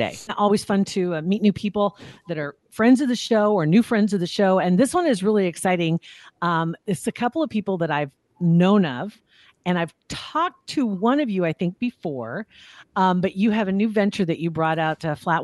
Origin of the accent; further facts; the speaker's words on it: Ashland, Nebraska, United States; my hometown is Ashland. And Ashland has the Ashland Gazette, which was a standalone newspaper as I grew up